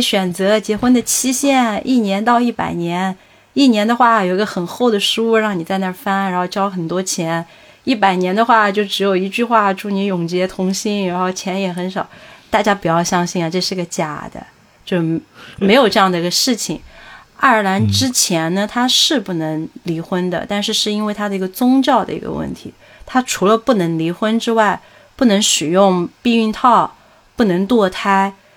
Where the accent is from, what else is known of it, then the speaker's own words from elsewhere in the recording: Sichuan, China; accent: Sichuanese; now in Dublin, Ireland; 我就很想说四川话